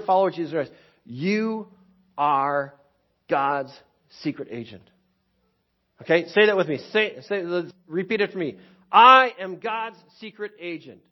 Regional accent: Waukesha, Wisconsin, United States; growing up in Waukesha, like, I thought Keewaskum was the ends of the earth

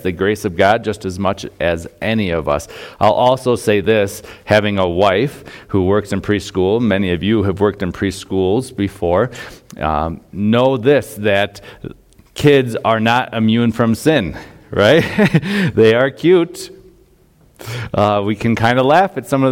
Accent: Chardon, Ohio, United States; moved away; I grew up in Northeast Ohio, a small town, Chardon, Ohio

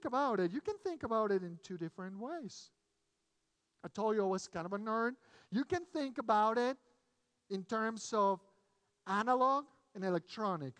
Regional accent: Mexico City, Mexico; English is a second language; moved away as an adult; now in United States; I grew up in Mexico City. My family is originally from Spain. Sorry, we moved a few years back. I was born in Mexico, raised in Mexico, went to college.

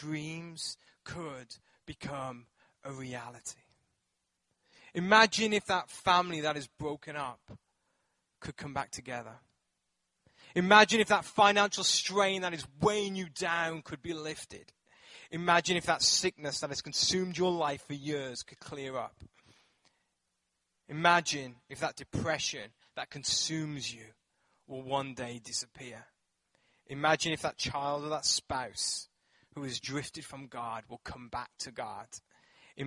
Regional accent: England, United Kingdom; moved away; I grew up in England

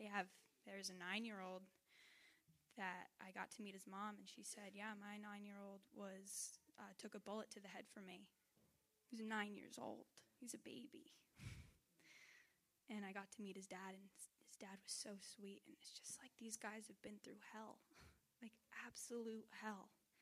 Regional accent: New Hampshire, United States; here I am coming from New Hampshire, which is a really pretty nice place, and going to Honduras where there's trash in the rivers

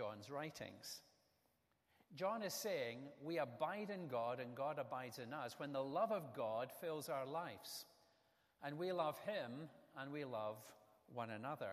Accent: Scotland, United Kingdom; moved away as an adult; we moved to a new house in the town where I grew up in Scotland

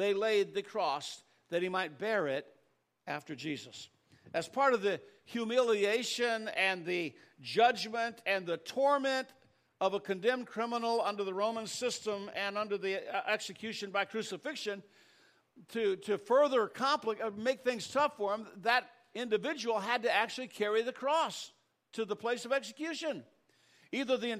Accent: United States; I am thankful to be an American

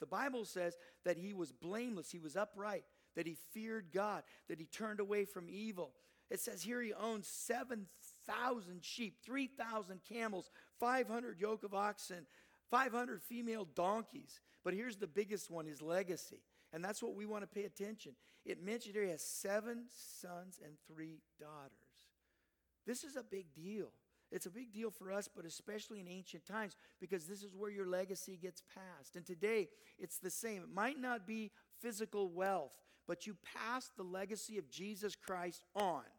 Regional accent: Southern California, United States; I grew up down in Southern California.

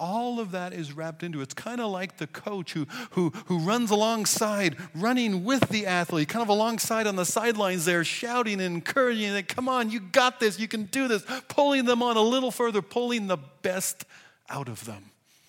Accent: Pacific Northwest, United States; I come from the Scandinavian Pacific Northwest where a handshake is considered getting really close

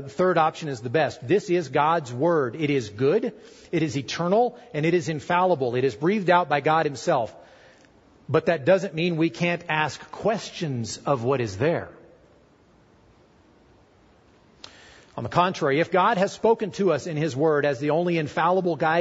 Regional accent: United States; I'm an American too.

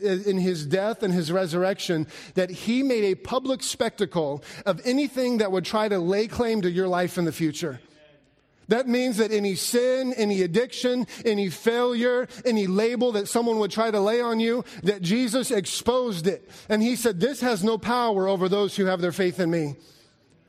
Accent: Alaska, United States; moved away; I grew up in Alaska, and growing up in Alaska, we didn't have tornadoes.

